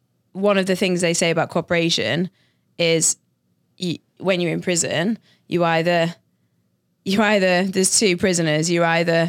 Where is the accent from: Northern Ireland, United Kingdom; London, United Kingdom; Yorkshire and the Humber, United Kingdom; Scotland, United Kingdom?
Yorkshire and the Humber, United Kingdom; Sheffield; Well, I'm from Yorkshire, which is the county, and the city I'm from is called Sheffield.